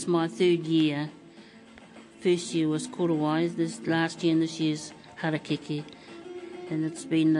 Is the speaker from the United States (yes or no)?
no; Wairoa, Hawke's Bay, New Zealand; moved away; also born or lived in Kapiti; born in Wairoa, Karangunu, lived in Kapiti for 10, 11 years, Yeah, of a family of 10.